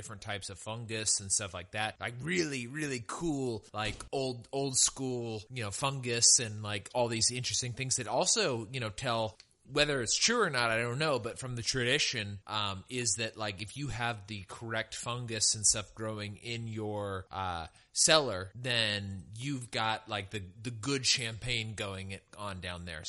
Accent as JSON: {"language": "English", "area": "El Dorado County", "region": "California", "country": "United States", "tie": "born or raised there", "moved": "yes", "lives_now": "Texas, United States", "said": "I'm from the foothills in El Dorado County, and also beautiful, very different area"}